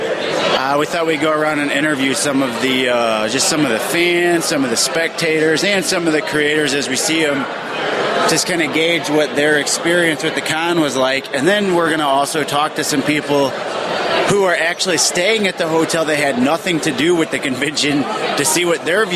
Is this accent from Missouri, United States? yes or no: yes; St. Louis, Missouri, United States; We're from St. Louis.